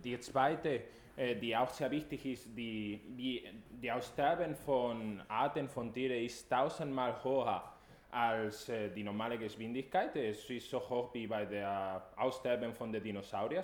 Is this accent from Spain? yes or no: yes; Spain; German is a second language; now in Germany; Ich komme aus Spanien